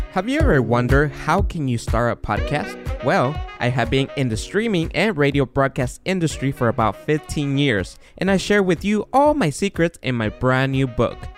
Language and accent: English; Guatemala; now in United States; we are born and raised in Guatemala. We came he, I was, I came here in ninety-nine